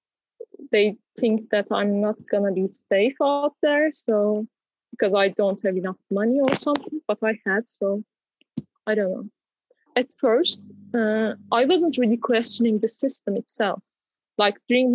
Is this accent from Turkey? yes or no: yes; Turkey; growing up in Turkey